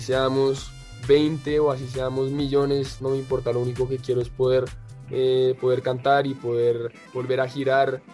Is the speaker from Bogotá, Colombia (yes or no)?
yes; Bogotá, Colombia; yo soy colombiano, eh, nací en Bogotá y me crié acá.